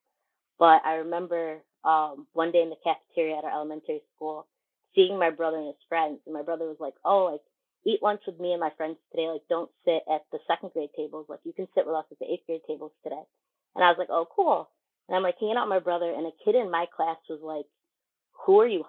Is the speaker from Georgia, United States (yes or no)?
no; Syracuse, New York, United States; I was born and raised in Syracuse